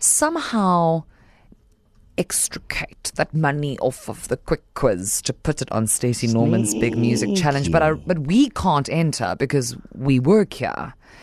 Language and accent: English; Johannesburg, Gauteng, South Africa; I was like, no comms, I'm just from Joburg.